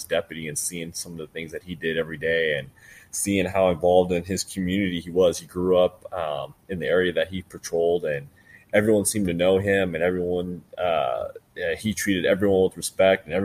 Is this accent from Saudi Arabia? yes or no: no; Los Angeles, California, United States; I grew up out in Los Angeles, more specifically down in South Central Los Angeles